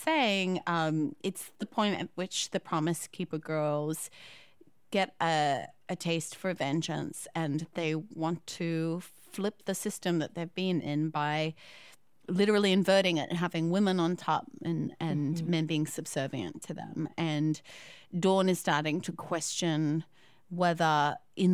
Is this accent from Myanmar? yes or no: no; Australia; I'm Australian